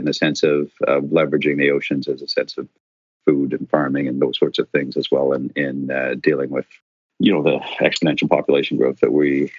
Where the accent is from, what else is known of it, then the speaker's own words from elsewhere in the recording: Ottawa, Ontario, Canada; also born or lived in Ireland; as I'd met my wife over in Ireland, and she happened to be from my hometown of Ottawa, which was a coincidence and a little contrived.